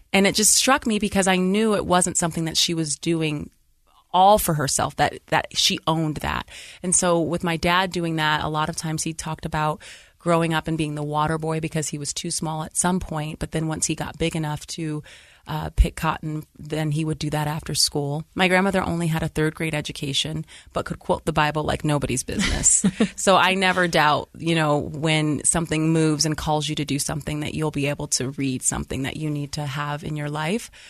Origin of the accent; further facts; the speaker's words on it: Lorain, Ohio, United States; moved away as an adult; now in Utah, United States; I grew up and, uh, Lorain, Ohio. It's outside of Greater Cleveland area, about twenty minutes